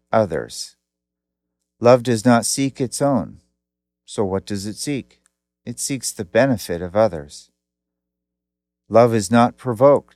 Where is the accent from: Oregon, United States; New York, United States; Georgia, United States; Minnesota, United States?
Oregon, United States; Portland; I grew up in Portland, Oregon